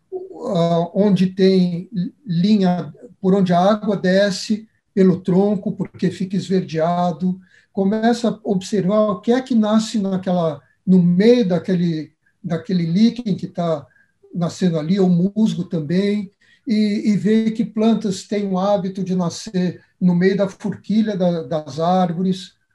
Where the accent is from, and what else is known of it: Brazil